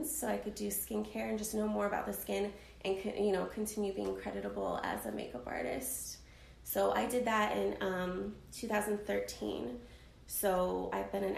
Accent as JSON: {"language": "English", "region": "Arizona", "country": "United States", "tie": "born or raised there", "said": "I'm from Arizona originally, born and raised"}